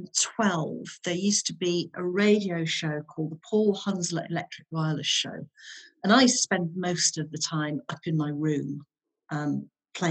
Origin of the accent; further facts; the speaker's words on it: Withernsea, Yorkshire and the Humber, United Kingdom; also born or lived in Hull; We moved from Hull to Withernsea when my parents got divorced